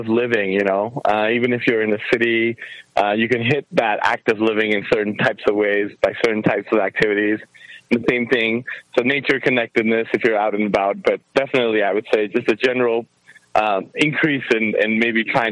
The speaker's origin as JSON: {"language": "English", "town": "Kathmandu", "region": "Bagmati", "country": "Nepal", "tie": "born or raised there", "also_born_or_lived": "Ohio", "moved": "yes", "said": "I actually was born and raised in Kathmandu, Nepal, the country of Nepal, the city of Kathmandu."}